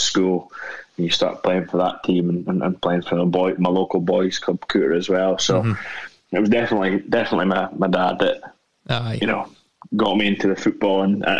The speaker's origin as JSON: {"language": "English", "town": "Aberdeen", "region": "Scotland", "country": "United Kingdom", "tie": "born or raised there"}